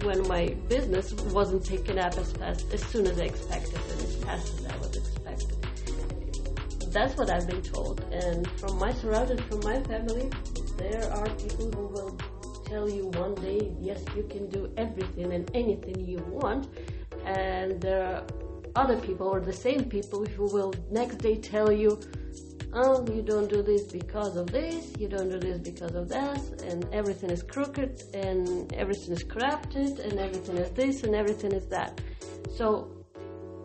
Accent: Ukraine; English is a second language; moved away; I'm from Ukraine

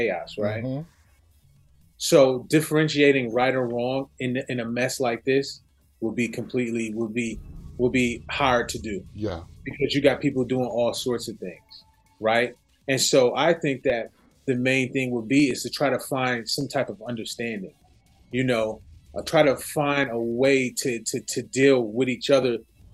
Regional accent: Buffalo, New York, United States; now in Los Angeles, United States; I live in LA now, but I'm originally from Buffalo, New York

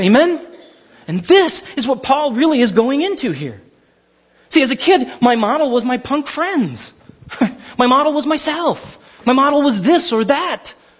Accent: Glendora, California, United States; I grew up in Glendora half my life

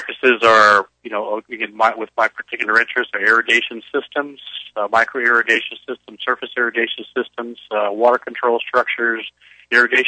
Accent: Central Coast, California, United States; I grew up in the Central Coast.

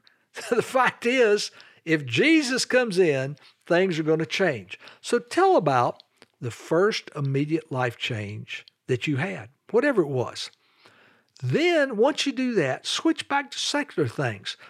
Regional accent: Charlotte, North Carolina, United States; also born or lived in Greensboro, North Carolina; I grew up in Charlotte, North Carolina with dad, mom, and one younger sister

